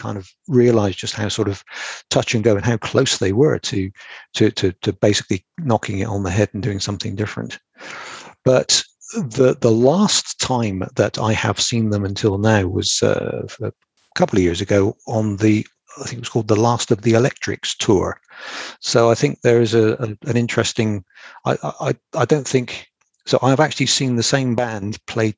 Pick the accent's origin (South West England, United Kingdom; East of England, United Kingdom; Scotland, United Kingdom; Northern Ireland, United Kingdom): South West England, United Kingdom; Bristol; Bristol, which is sort of my hometown.